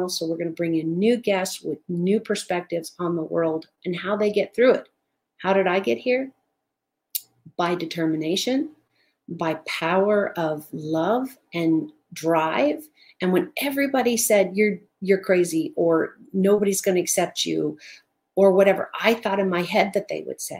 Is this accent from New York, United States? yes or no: no; Southern California, United States; Now, I grew up in Southern California in the high desert.